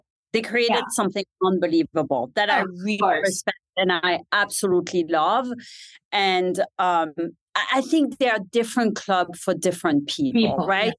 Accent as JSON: {"language": "English", "country": "Switzerland", "tie": "born or raised there", "also_born_or_lived": "San Francisco, California", "second_language": "English", "moved": "as an adult", "lives_now": "United States", "said": "grew up in Switzerland"}